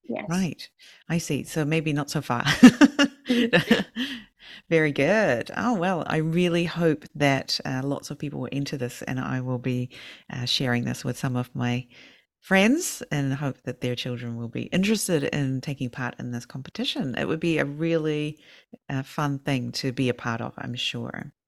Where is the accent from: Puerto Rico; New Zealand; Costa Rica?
New Zealand; now in Fukushima, Japan; I'm from New Zealand